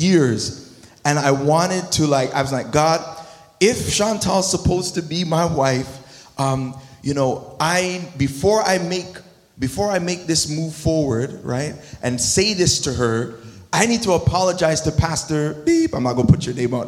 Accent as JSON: {"language": "English", "town": "Toronto", "region": "Ontario", "country": "Canada", "also_born_or_lived": "United States", "moved": "yes", "said": "I'm American, but there's Scarborough in here, too."}